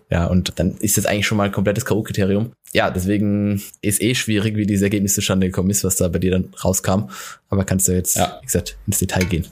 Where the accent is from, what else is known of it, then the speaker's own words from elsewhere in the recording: Hockenheim, Baden-Württemberg, Germany; aus dem Ort, wo ich herkomme, aus Hockenheim